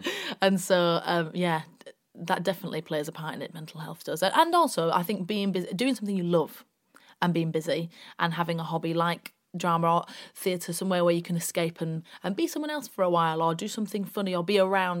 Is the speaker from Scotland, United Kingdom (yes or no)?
no; Bradford, Yorkshire and the Humber, United Kingdom; also born or lived in York; I'm from Bradford originally, grew up in Bradford